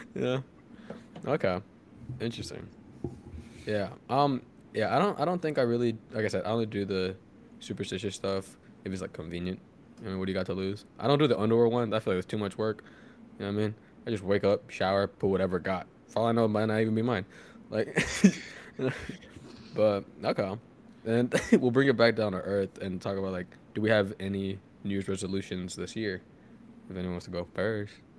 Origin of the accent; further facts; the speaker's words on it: Houston, Texas, United States; moved away as an adult; also born or lived in Massachusetts; we're all from Houston